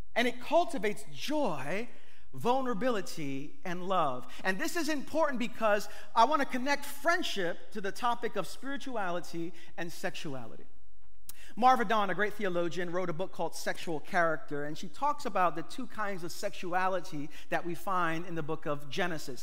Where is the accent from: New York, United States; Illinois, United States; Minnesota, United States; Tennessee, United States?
New York, United States; New York City; I'm from East New York.